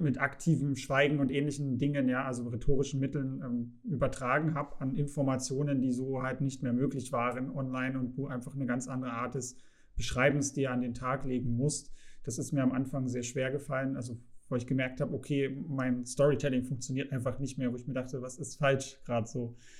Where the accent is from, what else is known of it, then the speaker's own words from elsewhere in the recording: Saxony, Germany; ich komme aus Sachsen. Wir haben äh, hier sehr, sehr viel Industrie